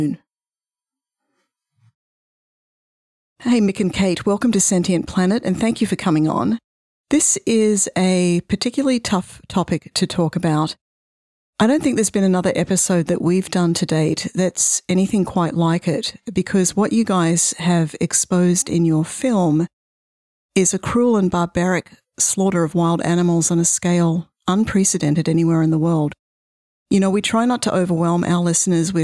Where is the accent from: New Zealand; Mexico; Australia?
Australia; moved away; I grew up in Australia